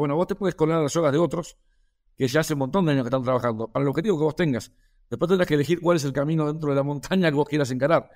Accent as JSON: {"language": "Spanish", "country": "Argentina", "said": "soy médico veterinario de Argentina"}